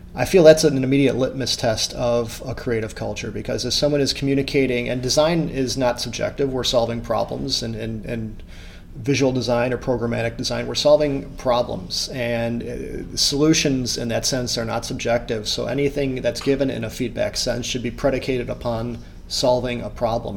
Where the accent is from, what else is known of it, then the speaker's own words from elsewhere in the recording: United States; as an American